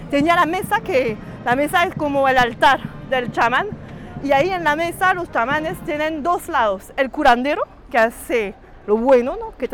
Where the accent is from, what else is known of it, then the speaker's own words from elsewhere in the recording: Cuba; Busco algo para entender la experiencia de mi niñez con mi mamá en Cuba, pero no quiero ir a Cuba porque es más fácil.